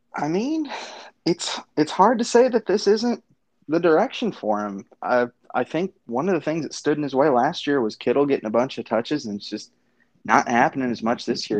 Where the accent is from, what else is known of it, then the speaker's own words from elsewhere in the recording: Los Alamos, New Mexico, United States; now in Norman, United States; As a as a short white kid growing up in New Mexico